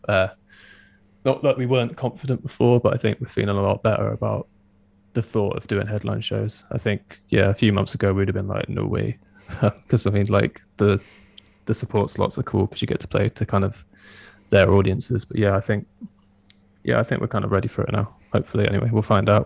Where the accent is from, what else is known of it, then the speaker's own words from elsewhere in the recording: Swindon, South West England, United Kingdom; we're all from Swindon